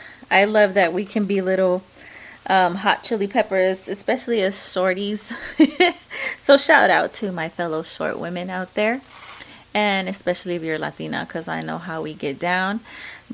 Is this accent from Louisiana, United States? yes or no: no; Texas, United States; accent: Mexican; I am a Mexican American. I love that I'm an American. I am proud of that. I'm a true Texan.